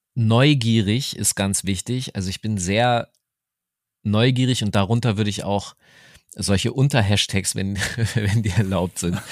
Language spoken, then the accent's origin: German; Hanover, Lower Saxony, Germany; meiner Heimatstadt Hannover